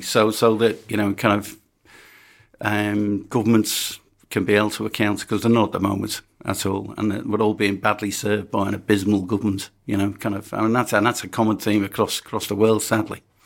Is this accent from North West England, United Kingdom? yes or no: yes; Birkenhead, North West England, United Kingdom; I was born in Birkenhead